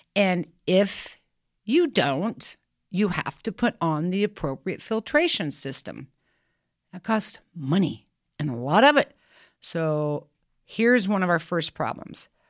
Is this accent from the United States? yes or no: yes; Kansas, United States; I'm from Kansas.